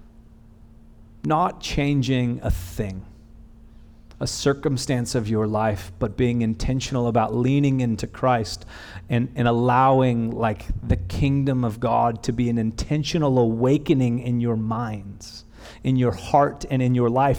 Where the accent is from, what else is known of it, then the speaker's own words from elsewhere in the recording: Bakersfield, California, United States; I'm not from the South, I'm from Bakersfield